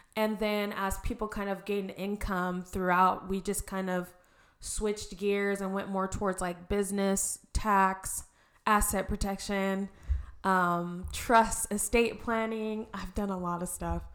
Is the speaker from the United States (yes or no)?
yes; Arizona, United States; also born or lived in Reno, Nevada; I am born and raised in Arizona. Um, grew up here, went to Red Mountain